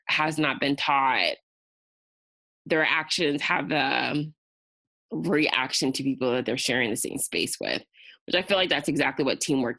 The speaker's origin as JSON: {"language": "English", "town": "Riverside", "region": "California", "country": "United States", "tie": "born or raised there", "said": "it allowed me to come back to Riverside of my hometown and live comfortably at my parents' house"}